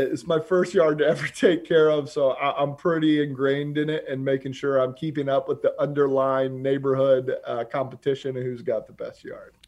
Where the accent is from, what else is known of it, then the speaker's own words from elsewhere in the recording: Charlotte, North Carolina, United States; moved away as an adult; also born or lived in New York City; now in Gainesville, United States; from Charlotte, North Carolina. I grew up on fourteen acres, uh, outside of Charlotte with my, my lovely family